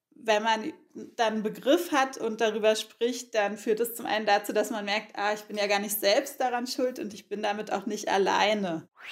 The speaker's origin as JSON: {"language": "German", "region": "Berlin", "country": "Germany", "tie": "born or raised there", "said": "ich bin ja in Ostberlin aufgewachsen"}